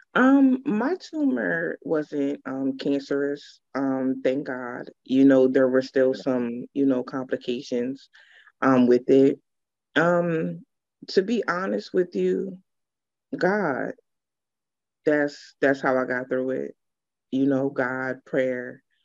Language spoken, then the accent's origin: English; Pennsylvania, United States; also born or lived in Georgia; I'm definitely from Pennsylvania, um, born and raised